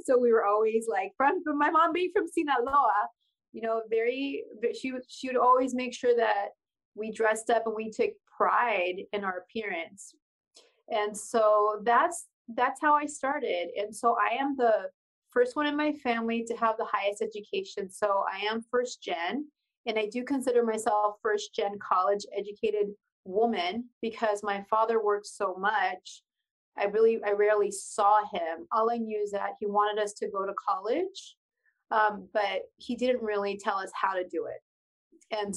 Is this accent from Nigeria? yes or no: no; Pasadena, California, United States; first language Spanish; English is a second language; also born or lived in El Sereno, Los Angeles; So, I was actually born in Pasadena, California.